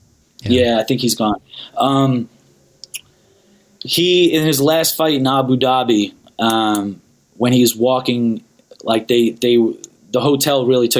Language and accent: English; New York, United States; also born or lived in Pennsylvania / New Jersey; now in Los Angeles, United States; I'm originally from New York. I lived in PA. I lived in Jersey. I lived all over the East Coast, but I've lived in LA for the last almost 5 years now.